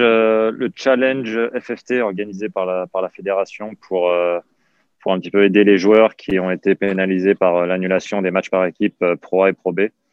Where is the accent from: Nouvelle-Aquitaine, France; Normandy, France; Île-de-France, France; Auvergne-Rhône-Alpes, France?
Île-de-France, France; Val-de-Marne; also born or lived in Yvelines; mes parents ont divorcé quand j'avais mes 13-14 ans. C'est là où je suis parti dans les Yvelines. J'ai quitté le Val-de-Marne, je suis parti dans les Yvelines